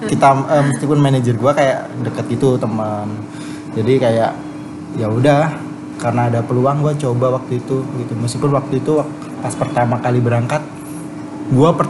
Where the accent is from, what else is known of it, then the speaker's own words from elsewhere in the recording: Surabaya, East Java, Indonesia; moved away as an adult; now in Jakarta, Indonesia; gue dari Surabaya